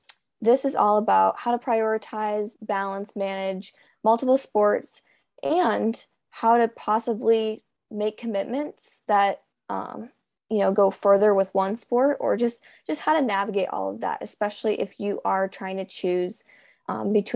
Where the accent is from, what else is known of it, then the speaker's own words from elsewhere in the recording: United States; I'm a swimmer from the United States